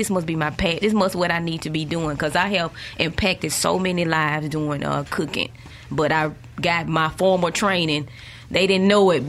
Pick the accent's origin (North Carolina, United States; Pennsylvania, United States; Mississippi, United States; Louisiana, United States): Mississippi, United States; Jackson; But we moved up here when I was about fourth grade, so I consider myself a Jacksonian. So I went to school up here, graduated from Murrah High School.